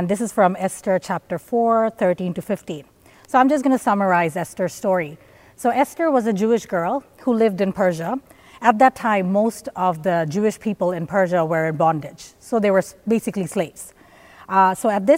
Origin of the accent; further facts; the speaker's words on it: Bangladesh; moved away as an adult; I came from Bangladesh 10 years ago, and I have lived here 10 years by myself, mostly